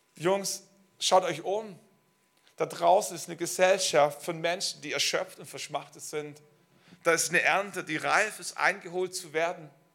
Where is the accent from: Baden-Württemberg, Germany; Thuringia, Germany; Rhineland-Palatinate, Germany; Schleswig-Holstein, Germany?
Baden-Württemberg, Germany; Schwäbisch Hall; moved away as an adult; Schwäbisch Hall ist meine Heimatstadt. Ähm, wir wurden dort gesegnet, wir sind dort groß geworden